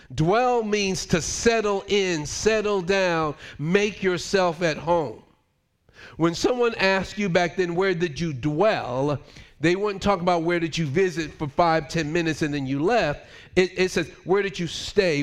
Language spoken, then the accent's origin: English; United States; moved away as an adult; also born or lived in Switzerland; I'm American